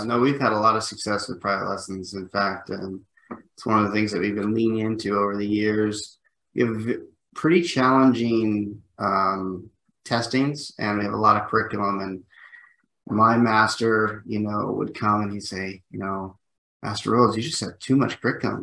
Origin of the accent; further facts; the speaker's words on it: United States; I'm an American